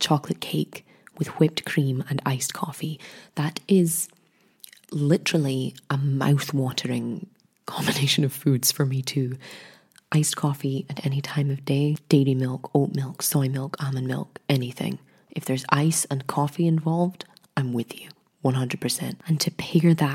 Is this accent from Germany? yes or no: no; Scotland, United Kingdom; Being Scottish